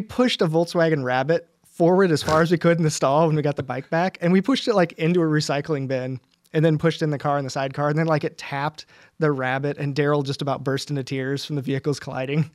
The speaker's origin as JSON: {"language": "English", "country": "United States", "said": "I'm American"}